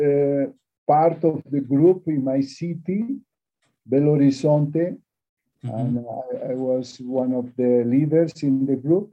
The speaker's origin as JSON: {"language": "English", "country": "Bolivia", "also_born_or_lived": "Brazil", "moved": "as an adult", "said": "I am from Bolivia"}